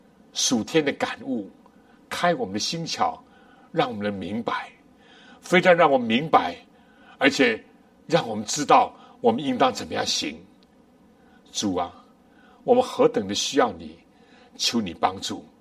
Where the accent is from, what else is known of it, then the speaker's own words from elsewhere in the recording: China; 我们中国人不难理解。我们小的时候什么咸蛋啊，鸡蛋、鸭蛋